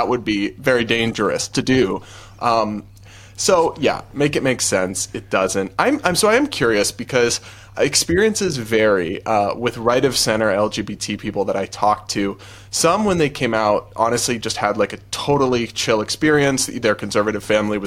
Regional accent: New England, United States; I grew up in New England

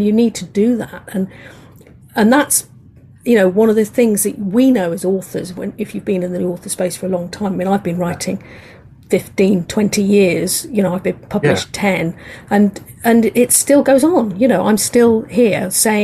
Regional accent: England, United Kingdom; accent: English; I'm an English lady, as you can hear from my accent

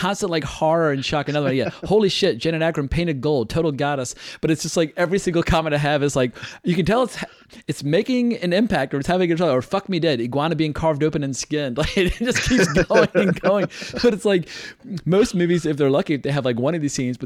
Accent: North Carolina, Virginia, the South, United States; I grew up in North Carolina, Virginia. I'm familiar with Southern accents

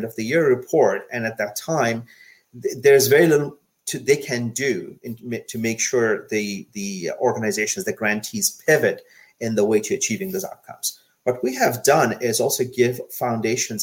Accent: Bangladesh; now in United States; I was born in Bangladesh. I come from a developing country. I have seen firsthand what poverty and hunger looks like.

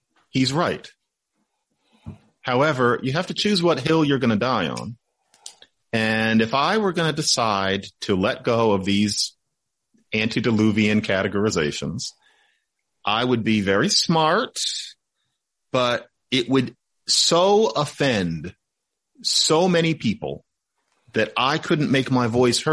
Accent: United States; I'm from the United States.

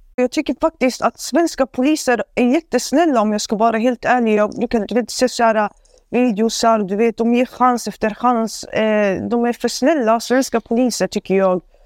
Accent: Sweden; jag är född och uppvuxen i Sverige

